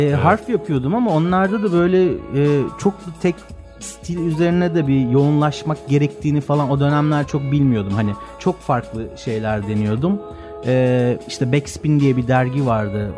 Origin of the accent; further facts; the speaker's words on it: Istanbul, Turkey; ben Göztepe Erenköy tarafında büyüdüm.